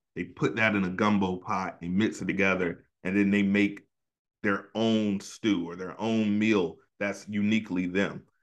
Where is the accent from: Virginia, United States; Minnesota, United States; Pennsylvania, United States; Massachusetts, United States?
Virginia, United States; Hampton Roads area; my hometown